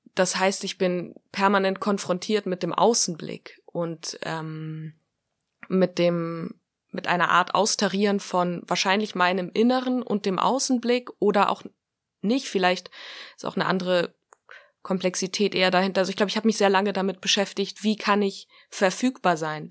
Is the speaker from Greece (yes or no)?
yes; Greece; ich bin ja auch Grieche